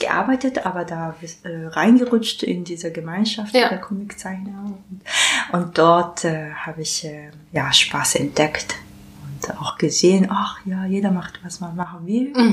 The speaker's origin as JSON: {"language": "German", "country": "Japan", "second_language": "German", "moved": "as an adult", "lives_now": "Berlin, Germany", "said": "ich komme aus Japan. Und seit 2006 lebe ich und arbeite ich in Berlin"}